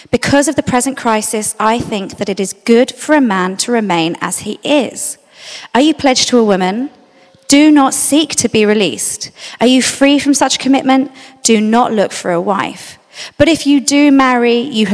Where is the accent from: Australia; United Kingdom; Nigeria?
United Kingdom; London; I grew up in South London